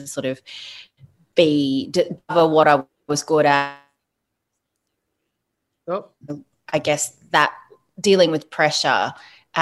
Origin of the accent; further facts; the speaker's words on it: Sydney, New South Wales, Australia; I grew up in the Sutherland Shire. I grew up in a suburb called Bangor originally, and then Illawong.